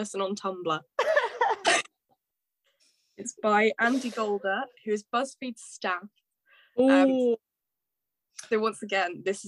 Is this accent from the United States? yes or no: no; Shrewsbury, West Midlands, United Kingdom; born or raised there